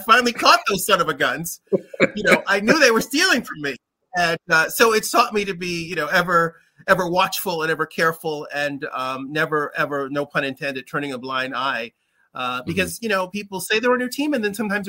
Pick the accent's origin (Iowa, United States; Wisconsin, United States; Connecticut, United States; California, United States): Connecticut, United States; also born or lived in New York City / San Francisco Bay Area / Washington, D.C. / Baltimore; now in Philadelphia, United States; I grew up in Connecticut